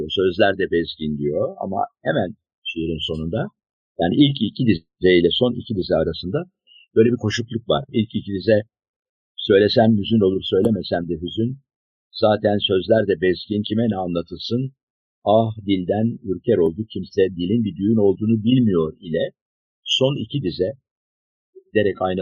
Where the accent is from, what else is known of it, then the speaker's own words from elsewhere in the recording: Turkey; Çünkü biz Akdeniz ülkesiyiz. Burası bir Akdeniz ülkesi.